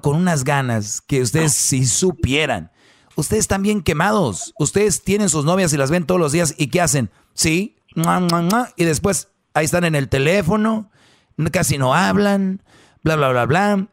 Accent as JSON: {"language": "Spanish", "town": "Monterrey", "region": "Nuevo León", "country": "Mexico", "said": "como buen regio"}